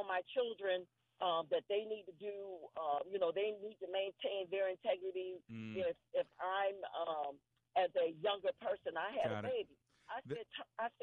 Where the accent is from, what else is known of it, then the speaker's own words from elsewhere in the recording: North Carolina, United States; I'm from North Carolina